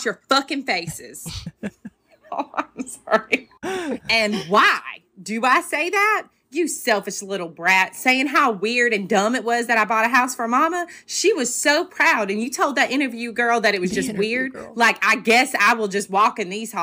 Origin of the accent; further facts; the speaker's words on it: Alabama, United States; accent: Southern; I'm from Alabama